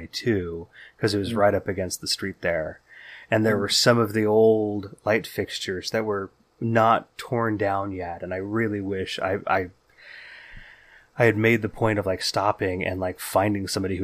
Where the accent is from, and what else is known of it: Bay Area, California, United States; born or raised there